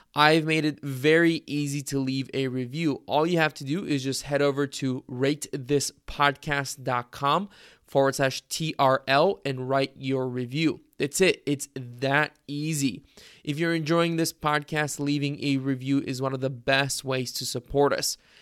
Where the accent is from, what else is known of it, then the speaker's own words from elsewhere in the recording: Bulgaria; moved away; grew up in Bulgaria myself